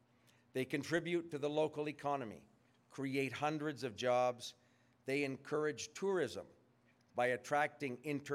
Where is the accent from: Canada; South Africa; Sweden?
Canada; And as a Canadian, it makes me very proud that we can work with the city, with the government, with the museum to support something as important as this reimagination of this iconic facility.